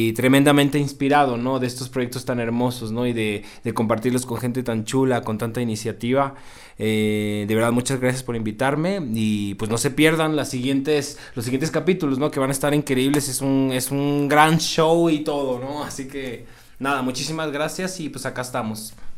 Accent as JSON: {"language": "Spanish", "town": "Xalapa", "region": "Veracruz", "country": "Mexico", "moved": "yes", "said": "allá en mi tierra, en Jalapa, Veracruz"}